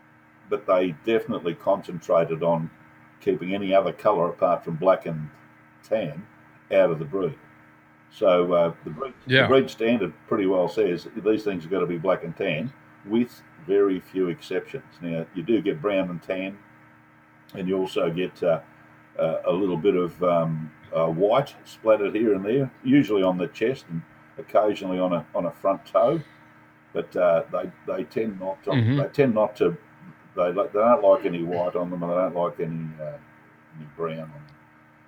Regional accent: Australia; Serbs, of which I'm a full-blooded Serb, even though I was raised in Australia.

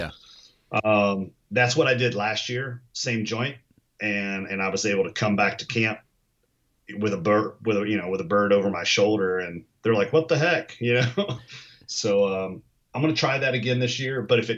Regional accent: Kentucky, United States; moved away; I'm from Kentucky originally

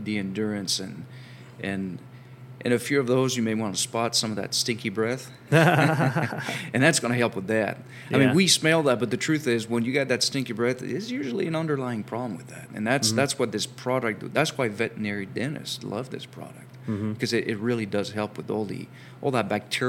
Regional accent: France; moved away; while I have an accent, I'm actually from France originally

